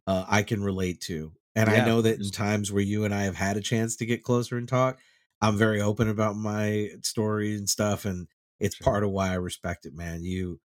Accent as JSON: {"language": "English", "region": "Texas", "country": "United States", "tie": "born or raised there", "said": "that was a lot of what I grew up seeing in Texas."}